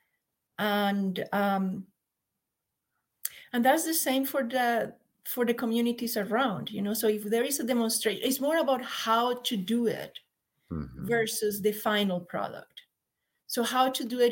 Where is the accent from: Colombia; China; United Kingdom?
Colombia; moved away as an adult; also born or lived in San Jose, United States; now in Mount Shasta, United States; we're from Colombia